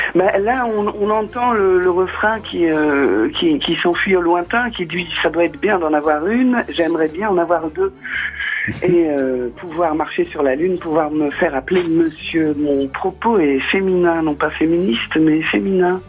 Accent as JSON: {"language": "French", "area": "Nord", "region": "Hauts-de-France", "country": "France", "said": "je suis du Nord"}